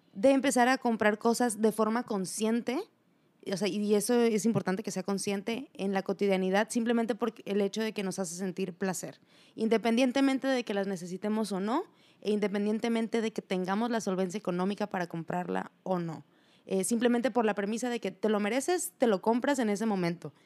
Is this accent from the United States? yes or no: no; Mexico; nosotros como mexicanos